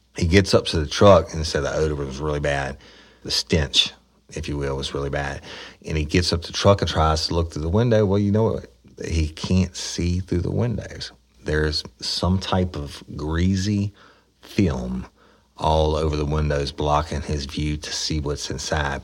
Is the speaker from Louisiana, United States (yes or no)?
yes; East Feliciana Parish, Louisiana, United States; I'm from East Feliciana Parish, okay? And the people here are the best in the world, some of the best in the world, but it's also the lowest property taxes in the state. And the parish has almost no taxable income like big businesses. I mean, it has a couple things, but not much. And it's, yeah, pretty much, it's really rural